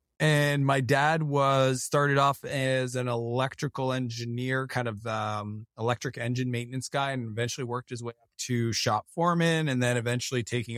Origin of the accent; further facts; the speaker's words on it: Canada; driving around the province I grew up in Canada and just listening to him put deals together.